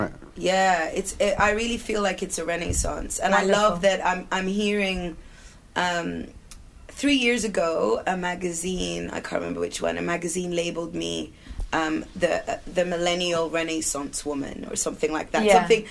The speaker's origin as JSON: {"language": "English", "country": "Sudan", "said": "So I was hired as international staff because I'm British."}